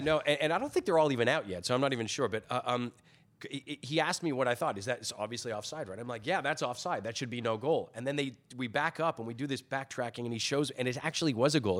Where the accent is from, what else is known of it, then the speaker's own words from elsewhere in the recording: Toronto, Ontario, Canada; also born or lived in Scotland / Thornhill; I was born in Scotland. We emigrated uh, when I was very young to Toronto